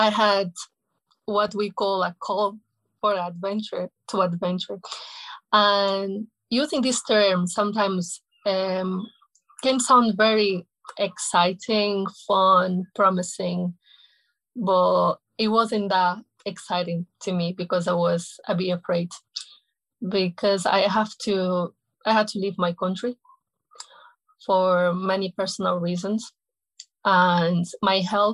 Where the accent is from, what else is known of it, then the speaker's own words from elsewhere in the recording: Angola; moved away as an adult; I left my home country in 2017. And my home country is Angola